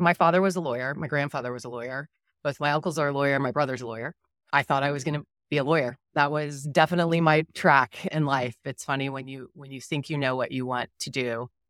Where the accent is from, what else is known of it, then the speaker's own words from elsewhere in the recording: Dallas, Texas, United States; So grew up in Dallas, one younger brother